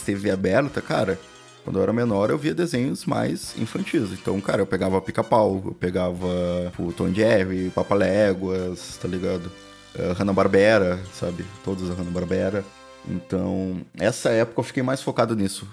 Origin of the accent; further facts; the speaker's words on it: Rio Grande do Sul, Brazil; a gente sendo gaúcho